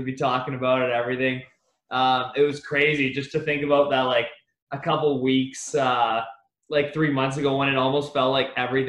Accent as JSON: {"language": "English", "town": "Ottawa", "region": "Ontario", "country": "Canada", "tie": "born or raised there", "said": "Yeah, we would like have the half season tickets to the Sens games."}